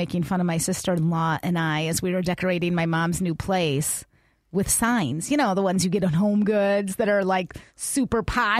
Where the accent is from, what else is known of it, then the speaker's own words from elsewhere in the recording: Chicago, Illinois, United States; also born or lived in Minnesota / Boston; now in Tucson, United States; My family, my background, we're all from Chicago. That's where I grew up, right?